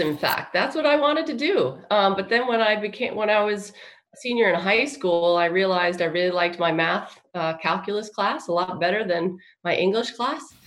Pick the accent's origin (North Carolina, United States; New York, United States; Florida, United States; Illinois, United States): New York, United States; Long Island; moved away as an adult; also born or lived in California; now in Texas, United States; I'm from um, Long Island, uh, re- near New York City